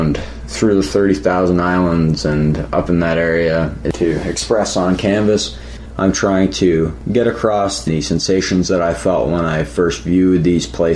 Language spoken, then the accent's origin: English; Wasaga Beach, Ontario, Canada; I was born and raised in Wasaga Beach.